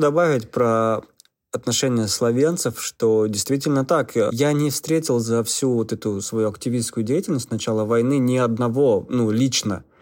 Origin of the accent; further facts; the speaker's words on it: Russia; now in Ljubljana, Slovenia; Я сказал, из России